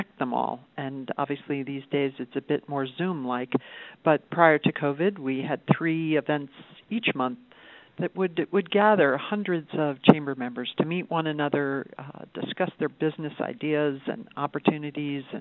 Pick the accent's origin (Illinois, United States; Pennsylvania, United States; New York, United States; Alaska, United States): New York, United States; New York City; now in Reno, United States; I grew up in New York City